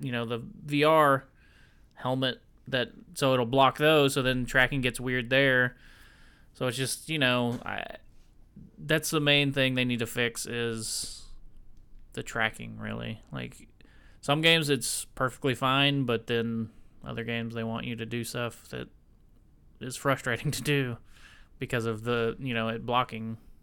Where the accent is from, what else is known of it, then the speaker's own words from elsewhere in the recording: the South, United States; I'm in the South, man. I'm from the South.